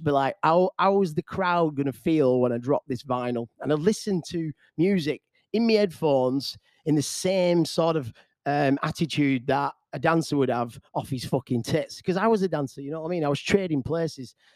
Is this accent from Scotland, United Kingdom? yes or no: no; Bolton, North West England, United Kingdom; here's a club in my hometown called the Temple